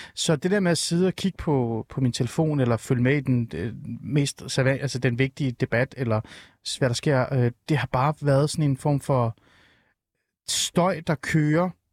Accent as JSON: {"language": "Danish", "town": "Rungsted", "region": "Capital Region of Denmark", "country": "Denmark", "said": "jeg er nemlig fra Rungsted og fra Nordsjælland"}